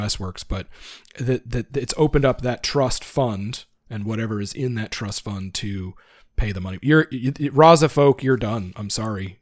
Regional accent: Canada; I'm a Canadian financial advisor

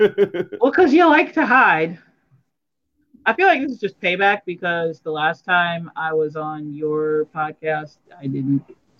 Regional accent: United States; because I'm still American

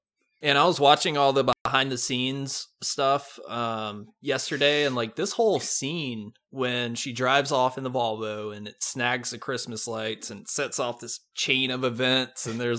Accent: North Carolina, United States; I'm from North Carolina.

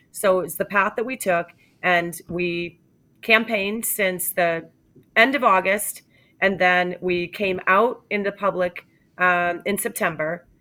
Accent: New Hampshire, United States; I'm from New Hampshire

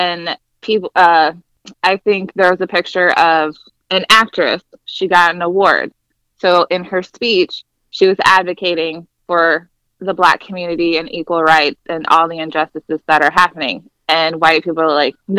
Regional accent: Ohio, United States; also born or lived in Fort Wayne, Indiana / Florida / Washington, DC area; I was born and raised in Ohio, went to high school, you know, here

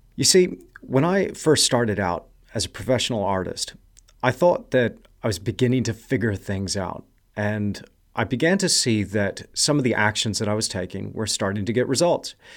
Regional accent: Kerrville, Texas, United States; I was born in a place called Kerrville

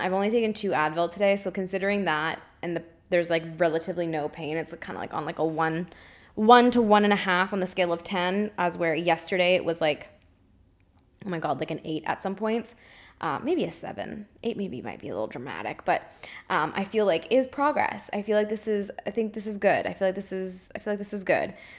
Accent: Canada; grew up, and I'm in a family that is normal eaters. They eat gluten, they eat dairy, they, they, they eat the standard American diet, despite being Canadian

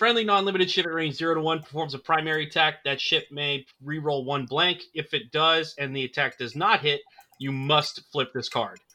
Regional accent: United States; I'm American

